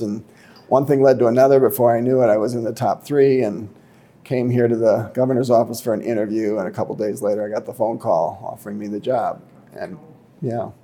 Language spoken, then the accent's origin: English; Fort Atkinson, Wisconsin, United States; also born or lived in Saint Louis, Missouri / Michigan; I was born in Saint Louis, Missouri. I grew up in Fort Atkinson, Wisconsin